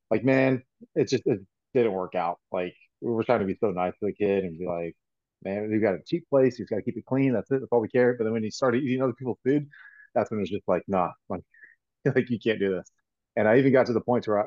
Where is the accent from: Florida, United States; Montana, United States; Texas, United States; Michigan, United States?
Florida, United States; I'm a born Floridian